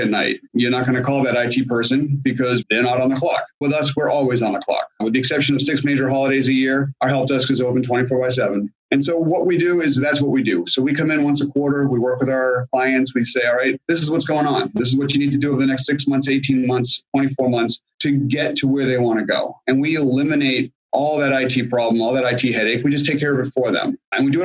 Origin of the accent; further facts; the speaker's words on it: Boston, Massachusetts, United States; moved away as an adult; also born or lived in Washington, DC area; now in Springfield, Virginia, United States; I grew up in the Boston area, went to school in the Boston area